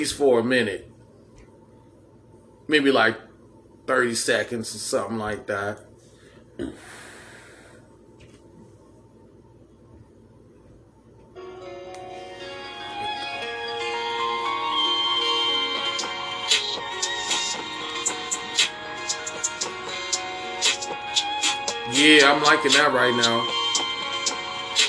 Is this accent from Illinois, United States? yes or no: yes; Chicago, Illinois, United States; I'm from Chicago myself